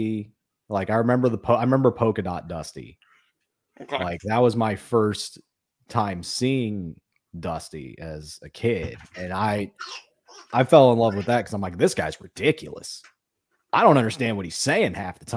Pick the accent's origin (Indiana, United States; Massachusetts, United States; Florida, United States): Indiana, United States; Indianapolis; I grew up in Indianapolis